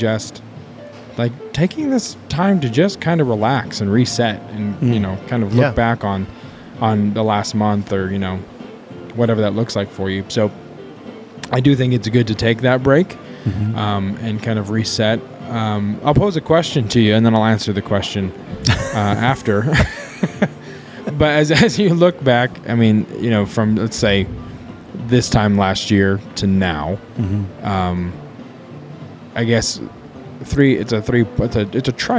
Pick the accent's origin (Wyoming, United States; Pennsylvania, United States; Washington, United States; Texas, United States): Wyoming, United States; I'm from Wyoming